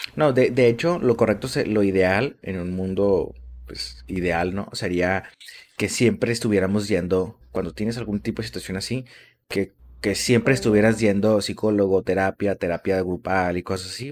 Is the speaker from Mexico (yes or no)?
yes; Mexico; somos así los mexicanos